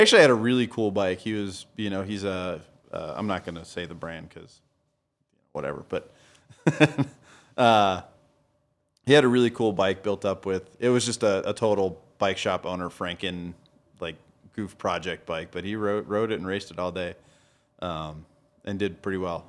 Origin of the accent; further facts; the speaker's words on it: Denver, Colorado, United States; No, I'm from Denver.